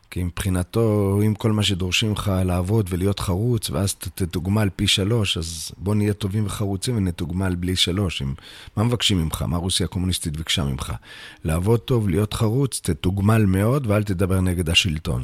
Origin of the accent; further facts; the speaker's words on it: Bnei Brak, Tel Aviv District, Israel; באמת נולדתי בעיר בני ברק